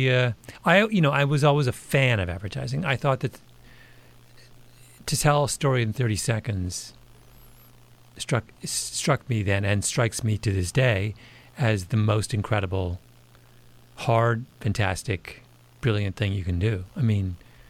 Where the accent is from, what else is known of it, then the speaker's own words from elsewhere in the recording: Canada; I'm a Canadian